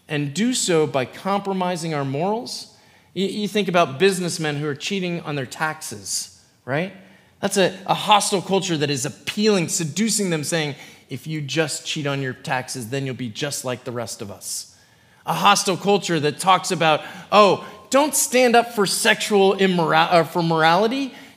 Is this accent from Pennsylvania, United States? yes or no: yes; Philadelphia, Pennsylvania, United States; also born or lived in Indianapolis, Indiana; now in Kona, United States; I'm from Philly